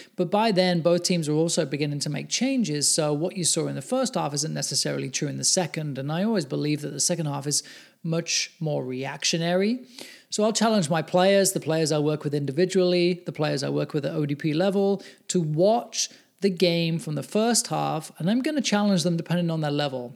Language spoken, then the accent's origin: English; England, United Kingdom; now in United States; I'm English